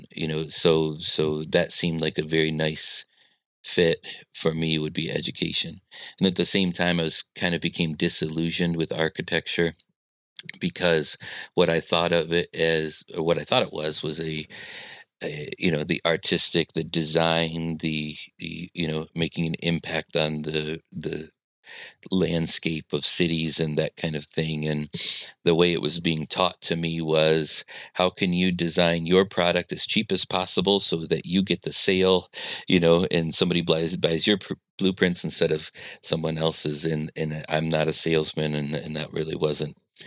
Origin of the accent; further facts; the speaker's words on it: Midwest, United States; I'm a Midwesterner